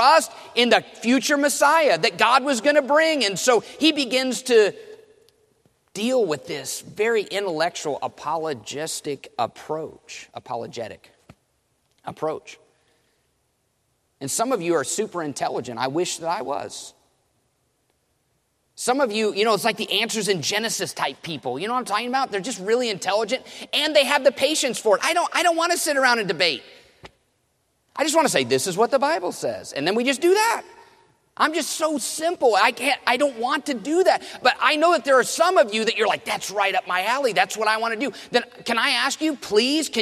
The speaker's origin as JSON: {"language": "English", "region": "Indiana", "country": "United States", "tie": "born or raised there", "said": "I grew up in Indiana"}